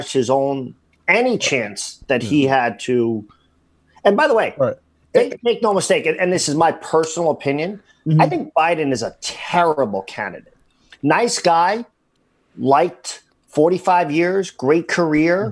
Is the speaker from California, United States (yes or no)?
no; New Jersey, United States; moved away; you and I grew up in New Jersey